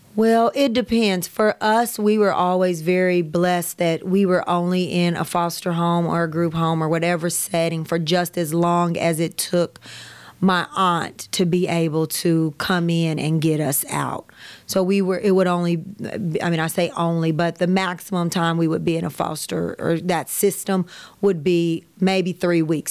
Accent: Kansas City, United States; I grew up all around Kansas City.

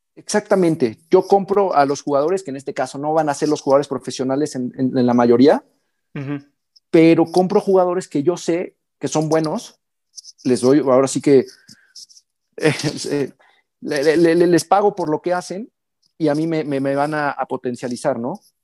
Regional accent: Mexico; also born or lived in Hamburg, Germany; un intercambio de seis meses en mi país, en, México

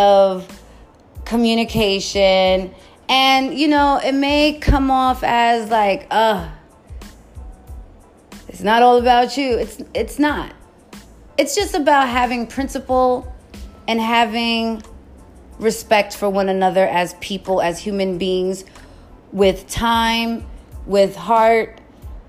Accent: New York, United States; I'm just a New Yorker

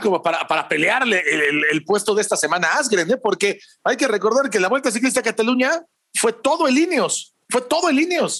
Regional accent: Mexico

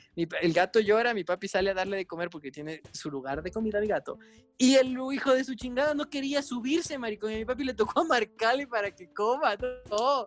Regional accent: Ecuador; somos ecuatorianos

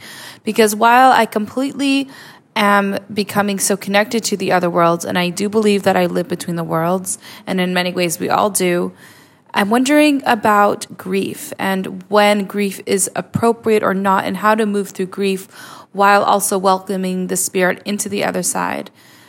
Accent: Israel; Hi, Natalie. … I'm from Israel.

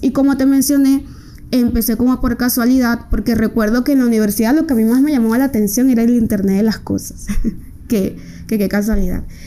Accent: Riohacha, La Guajira, Colombia; moved away as an adult; now in Medellín, Colombia; soy una mujer proveniente de La Guajira, de Rihuacha. Eh, vine a estudiar a Medellín

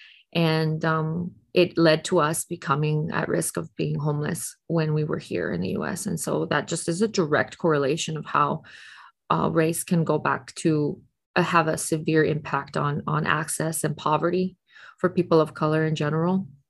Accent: Tijuana, Baja California, Mexico; moved away; also born or lived in Riverside, California / San Diego, California; I grew up in Tijuana, originally from San Diego and Tijuana, Mexico

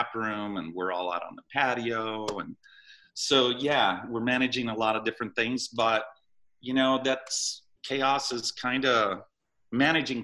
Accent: Boulder, Colorado, United States; also born or lived in California; I grew up in Boulder, went to Fairview University, Colorado.

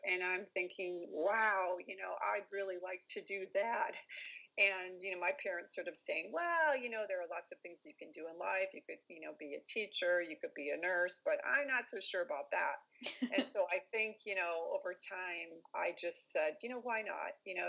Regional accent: Iowa, United States; also born or lived in Texas; And I was born in Texas, but I've lived all over the place. So I spent my formative years in Iowa. So I often consider myself an Iowan. But when I'm here in Texas, I consider myself a Texan.

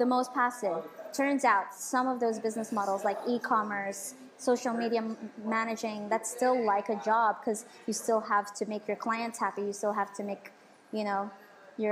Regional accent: Dubai, United Arab Emirates; also born or lived in Philippines; I moved here when I was 1 year old. So I was raised here all my life.

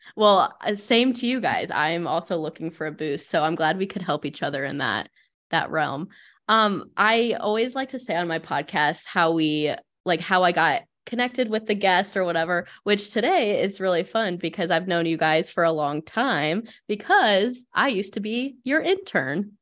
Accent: Findlay, Ohio, United States; born or raised there

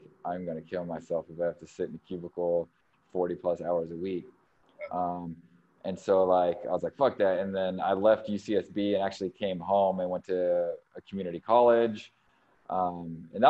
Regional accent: California, United States; moved away as an adult; also born or lived in Sonoma, California / San Diego, California / Milwaukee, Wisconsin; now in Chicago, United States; I was born and raised in California and lived all over California.

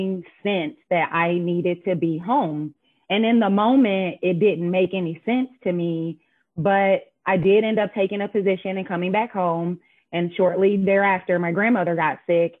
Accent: Indianapolis, Indiana, United States; moved away as an adult; I am born and raised here in Indianapolis

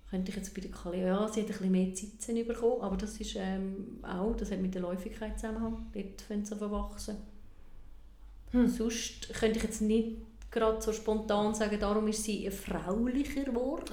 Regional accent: Switzerland; bei uns in der Schweiz

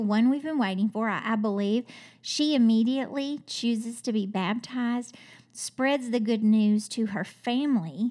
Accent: Kentucky, United States; I'm from Kentucky

